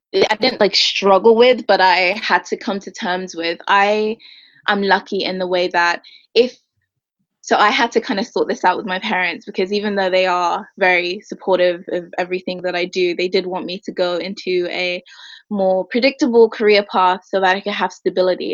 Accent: Ireland; now in London, United Kingdom; I'm from London technically. I lived here until I was 10. Then we moved to Ireland

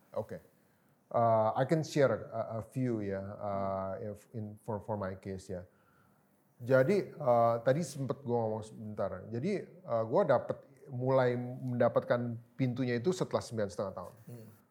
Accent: Jakarta, Indonesia; moved away as an adult; also born or lived in Thailand; kita dari Jakarta

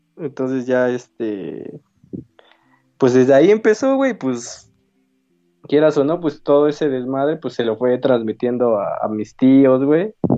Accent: Mexico; como mexicano

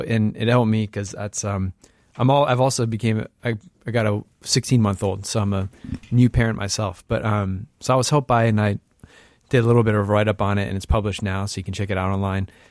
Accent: Bay Area, California, United States; also born or lived in Saint Louis, Missouri; a kid who grew up in the Bay Area

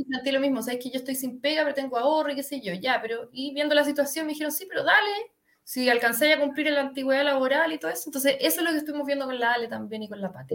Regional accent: Santiago, Santiago Metropolitan Region, Chile; soy de, bueno, se nota que soy de Santiago, de Las Condes específicamente.

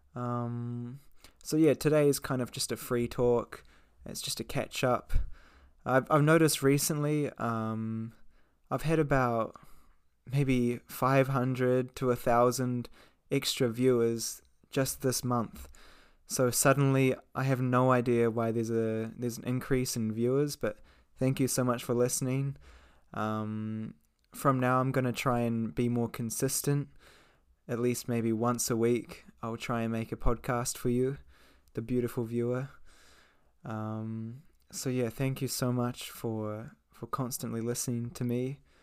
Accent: New Zealand; moved away as an adult; now in Japan; I'm 22. I'm from New Zealand.

